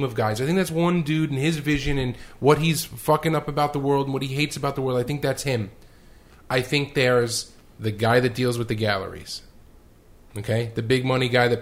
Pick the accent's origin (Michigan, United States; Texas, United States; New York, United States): New York, United States; I'm a New Yorker. I'm born here